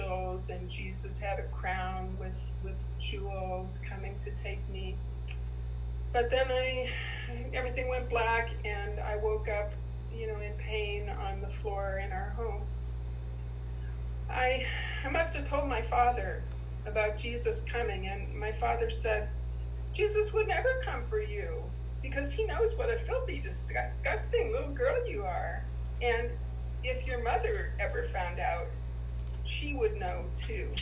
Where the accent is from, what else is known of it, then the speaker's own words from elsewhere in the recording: Midwest, United States; I was born in 1951 in the Midwest to a strict German Catholic family